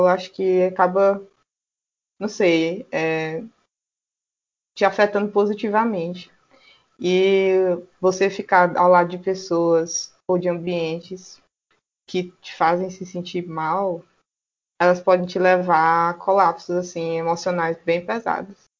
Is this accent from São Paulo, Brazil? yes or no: no; Teresina, Piauí, Brazil; eu sou daqui de Teresina, no Piauí